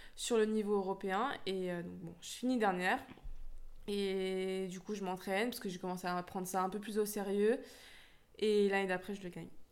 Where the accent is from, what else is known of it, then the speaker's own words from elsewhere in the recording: Lyon, Auvergne-Rhône-Alpes, France; now in Créteil, France; je suis née à Lyon, donc je suis originaire de Rhône-Alpes